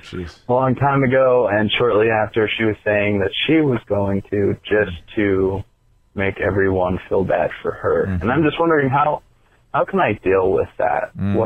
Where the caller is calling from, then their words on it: Utah, United States; from Utah.